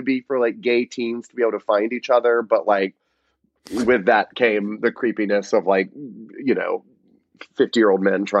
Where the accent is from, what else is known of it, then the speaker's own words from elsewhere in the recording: Rome, Georgia, United States; moved away; I grew up in Rome, Georgia, which is like 2 hours northwest of Atlanta.